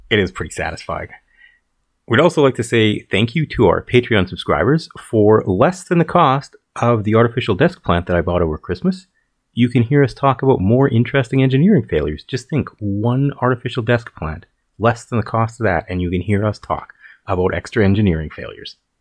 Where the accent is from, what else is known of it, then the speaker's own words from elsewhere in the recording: Calgary, Alberta, Canada; we're both from Calgary, Alberta, Canada